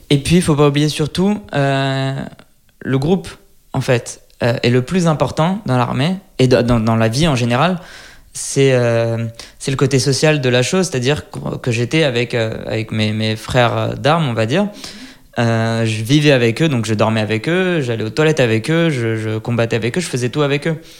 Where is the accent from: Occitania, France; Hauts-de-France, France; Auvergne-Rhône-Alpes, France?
Auvergne-Rhône-Alpes, France; Lyon; moved away as an adult; now in Israel; je suis né à Lyon, et donc d'une mère égyptienne et d'un père marocain